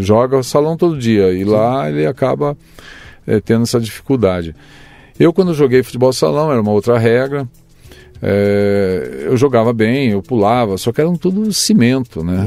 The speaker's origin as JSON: {"language": "Portuguese", "town": "Porto Feliz", "region": "São Paulo", "country": "Brazil", "tie": "born or raised there", "said": "Eu nasci em, Capiva... em Porto Feliz. Tá. Sou registrado em Porto Feliz, mas eu nasci num sítio"}